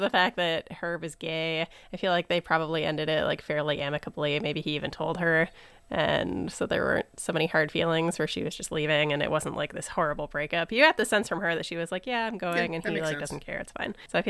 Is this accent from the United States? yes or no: no; New Brunswick, Canada; So I grew up in New Brunswick, which is on the border with Maine